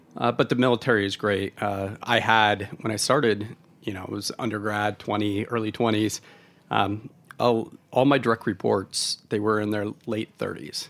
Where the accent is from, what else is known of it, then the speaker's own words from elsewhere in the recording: Oregon, United States; moved away; I'm from Oregon originally